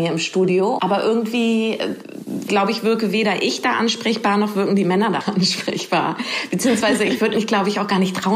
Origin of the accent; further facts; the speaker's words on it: Lower Saxony, Germany; now in Hamburg, Germany; ich komme ursprünglich vom Dorf, aus Niedersachsen, aus einem kleinen Dorf in Niedersachsen.